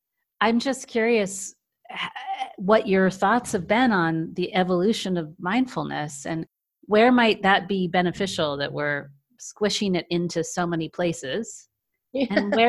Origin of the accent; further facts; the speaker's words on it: San Francisco Bay Area, California, United States; I'm from the San Francisco Bay Area.